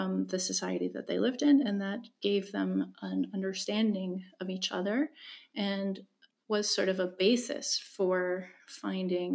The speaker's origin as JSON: {"language": "English", "country": "United States", "tie": "born or raised there", "said": "as a kid growing up in Camphill"}